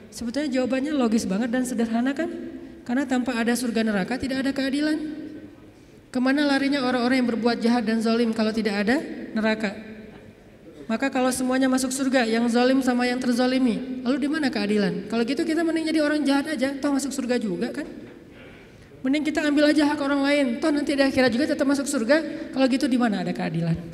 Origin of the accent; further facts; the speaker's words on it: Aceh, Indonesia; Kayak kita misalnya saya nih, orang Aceh, ketika saya berada di Sunda, di mana bumi dipijak, di situ langit dijunjung.